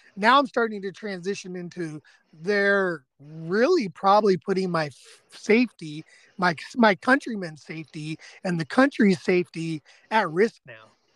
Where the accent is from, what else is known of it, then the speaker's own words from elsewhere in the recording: California, United States; moved away as an adult; now in East Texas, United States; especially growing up in California